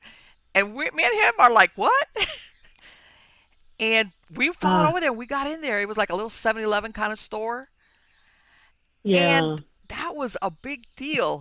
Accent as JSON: {"language": "English", "town": "Miami", "region": "Florida", "country": "United States", "tie": "born or raised there", "said": "I was born and raised in Miami, so I've been through a bunch of hurricanes"}